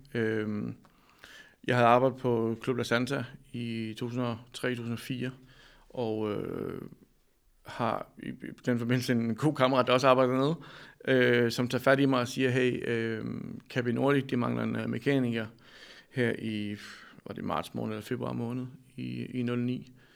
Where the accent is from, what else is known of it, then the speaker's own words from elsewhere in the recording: Denmark; also born or lived in Amsterdam; jeg tog hjem og fik et arbejde i en cykelforretning i Danmark